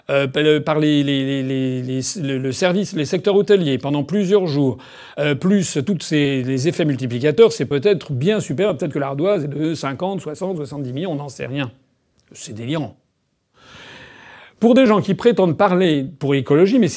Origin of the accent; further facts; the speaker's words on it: France; Et je suis d'abord et avant tout respectueux du peuple français parce que je suis français. Je suis français depuis euh, des dizaines de générations. C'est mon pays, c'est le pays de mes ancêtres.